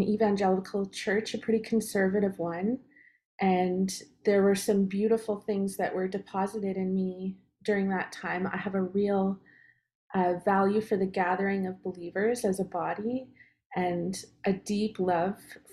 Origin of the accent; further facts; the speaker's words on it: Canada; moved away as an adult; now in Redding, United States; I'm Canadian. If you hear a bit of a funny accent, that would be why